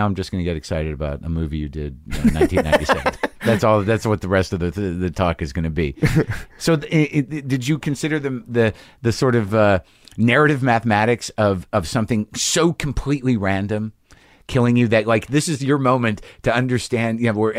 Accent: Albuquerque, New Mexico, United States; In Albuquerque.

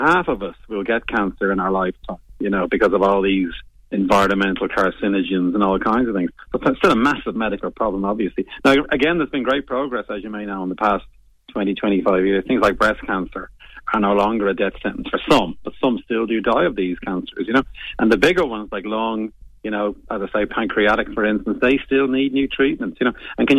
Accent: Bray, Leinster, Ireland; I'm from Bray County, Wicklow, you see. And it was the Wicklow Mountain got my imagination.

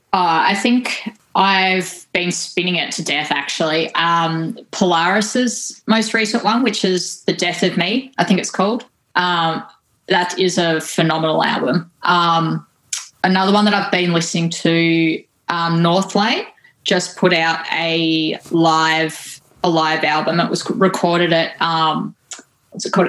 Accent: Tasmania, Australia; growing up in uh, Tassie.

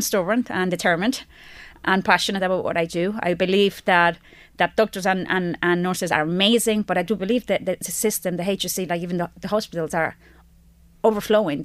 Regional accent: Spain; now in Ireland; I'm from Spain.

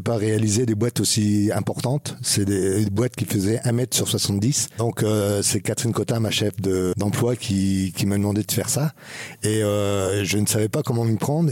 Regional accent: Alençon, Normandy, France; je suis originaire d'Alençon

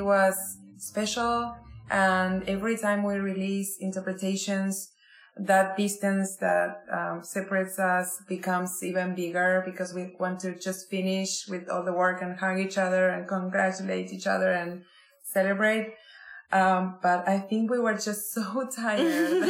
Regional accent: Buenos Aires, Argentina; I come from Buenos Aires in Argentina

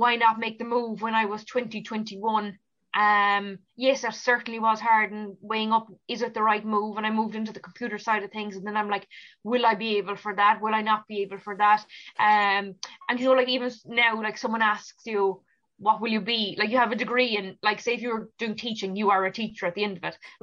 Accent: Ballineen, Munster, Ireland; growing up in Ballinine, like, all my life, going to school there, it's where I'm from

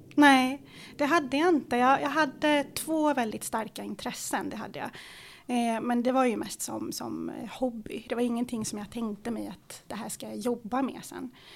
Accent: Stockholm, Stockholm County, Sweden; born or raised there; Swedish is a second language

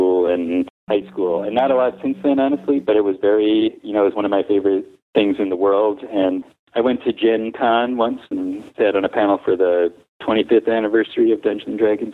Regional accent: Englewood, New Jersey, United States; moved away; I'm originally from Englewood, New Jersey, which is the home of Sugar Hill Records

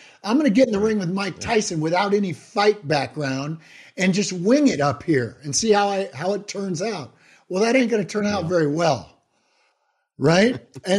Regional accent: Ireland; I'm Irish.

